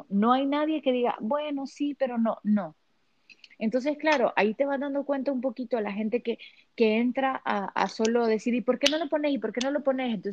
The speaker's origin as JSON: {"language": "Spanish", "country": "Honduras", "moved": "yes", "lives_now": "Miami, United States", "said": "Es porque los hondureños, y los latinos somos chusmas"}